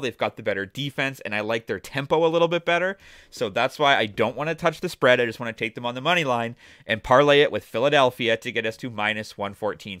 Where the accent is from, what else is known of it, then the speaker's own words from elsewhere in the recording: Toronto, Ontario, Canada; the Toronto Raptors, my hometown team